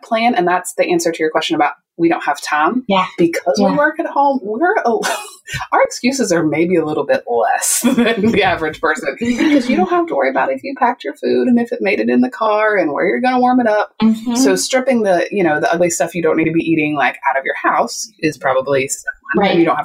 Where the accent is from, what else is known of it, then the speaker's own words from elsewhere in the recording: West Virginia, United States; I am from West Virginia. I am Southern.